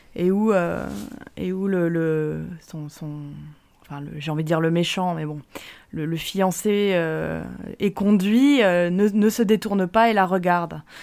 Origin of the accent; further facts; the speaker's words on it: France; en tant que Français